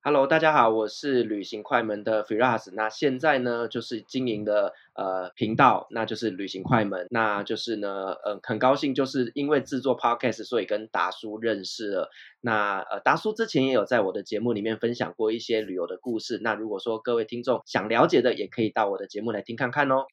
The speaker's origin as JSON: {"language": "Chinese", "country": "Taiwan", "also_born_or_lived": "Turkey", "moved": "as an adult", "said": "在土耳其的台湾人圈子里面"}